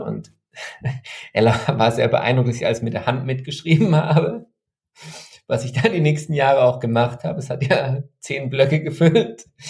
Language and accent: German; Freiburg area, Baden-Württemberg, Germany; in einer Gegend, die ich ja kannte, weil ich da aufgewachsen bin im Freiburger Umland, die eher konservativ ist